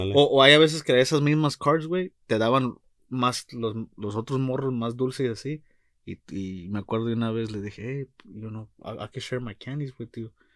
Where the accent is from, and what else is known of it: Mexico